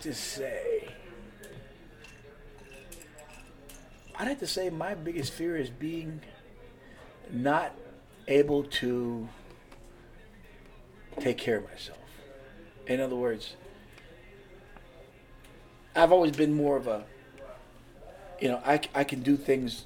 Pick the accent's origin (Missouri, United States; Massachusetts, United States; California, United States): California, United States; also born or lived in Washington State; now in Pennsylvania, United States; I'm from California originally